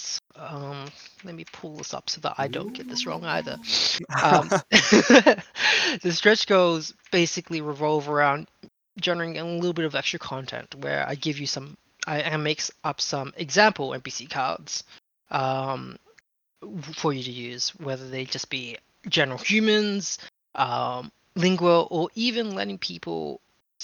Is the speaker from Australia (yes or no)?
yes; Australia; I'm Australian